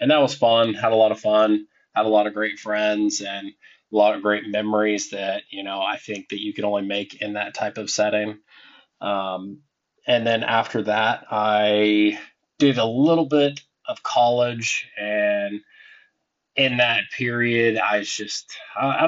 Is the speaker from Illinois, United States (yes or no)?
no; Meigs County, southeastern Ohio, United States; also born or lived in Point Pleasant, West Virginia; I grew up in a small farm town in Ohio along the Ohio River. It's down in southeastern Ohio specifically. Meigs County.